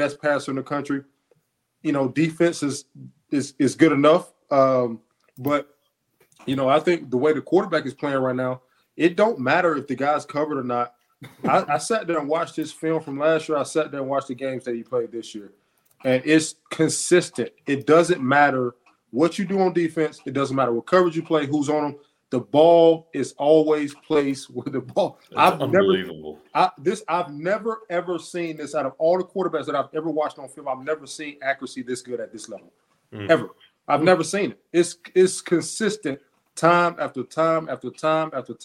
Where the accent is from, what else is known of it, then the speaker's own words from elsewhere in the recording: Deep South, United States; I'm from the South, the deep South